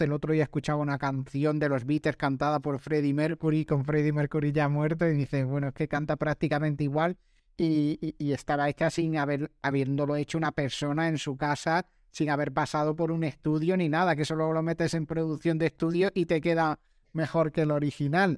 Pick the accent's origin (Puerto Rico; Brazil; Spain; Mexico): Spain; Granada, Andalusia; now in Málaga, Spain; Yo que soy de Granada